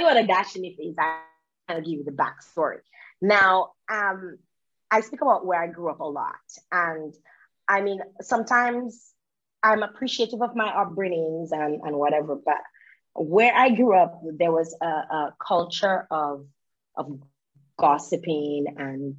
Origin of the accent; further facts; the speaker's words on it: Dominica; also born or lived in Canada; growing up in Dominica, and even being in Dominica